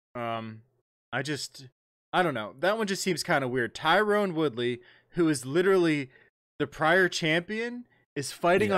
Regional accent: Ohio, United States; Columbus, Ohio, my home state

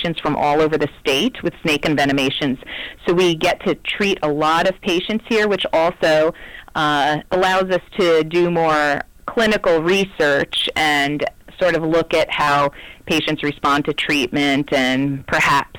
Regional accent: the East, United States; moved away as an adult; now in Arizona, United States; I grew up in the East, in a place where we did not have any snakes.

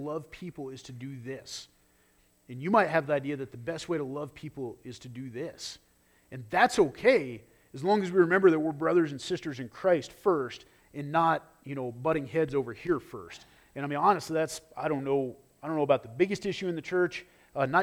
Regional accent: United States; as an American, as a citizen of this country

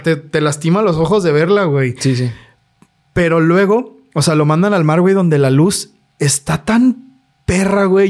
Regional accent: Guadalajara, Jalisco, Mexico; nosotros somos de Guadalajara

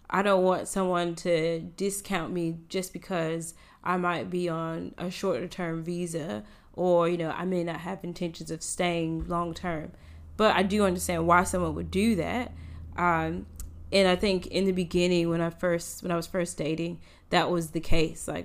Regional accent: United States; now in Australia; as an American

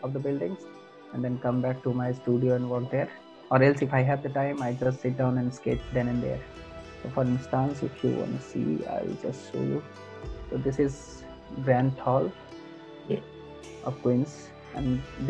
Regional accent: India; moved away; I am from India

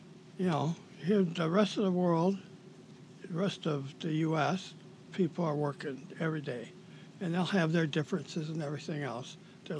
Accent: Detroit, Michigan, United States; I grew up in Detroit.

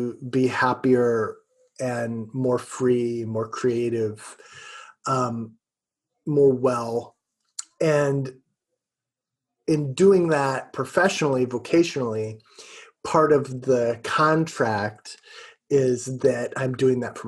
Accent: Peoria, Illinois, United States; I grew up in Peoria, Illinois

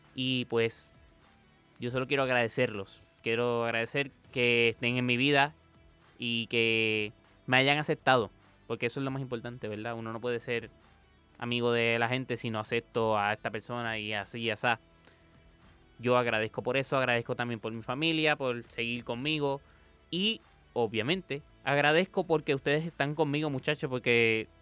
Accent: Puerto Rico; el puertorriqueño

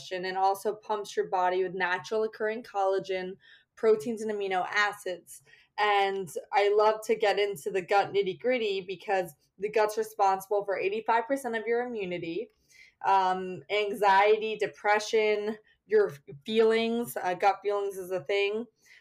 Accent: New Jersey, United States; moved away as an adult; also born or lived in Connecticut / Peru; now in New York City, United States; I was born in Connecticut, raised in New Jersey, and then went to school here in Manhattan at Pace University.

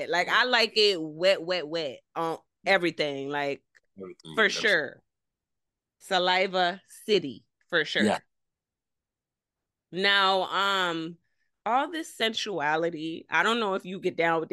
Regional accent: Jamaica; I'm Jamaican.

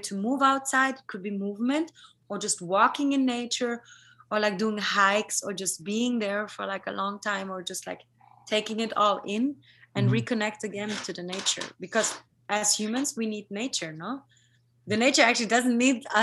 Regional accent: South Tyrol, Trentino-Alto Adige, Italy; now in Berlin, Germany; I come from South Tyrol, from this Colorado similar part of Italy

